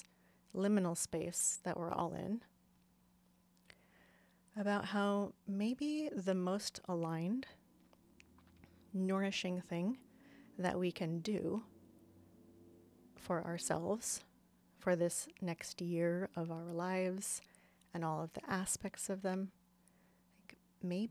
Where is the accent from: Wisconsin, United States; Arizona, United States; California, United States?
Arizona, United States; Phoenix; now in Portland, United States; I grew up in Phoenix, Arizona